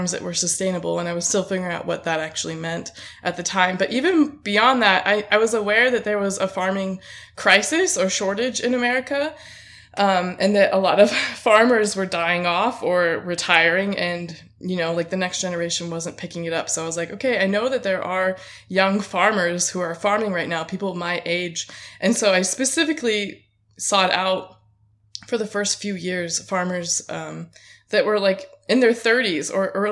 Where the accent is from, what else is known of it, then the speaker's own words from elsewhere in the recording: Auburn, California, United States; I'm from Auburn, California